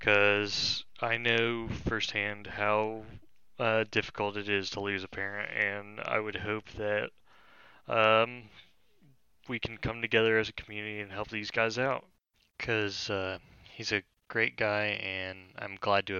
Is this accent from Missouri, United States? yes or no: no; Cincinnati, Ohio, United States; I'm from the Cincinnati area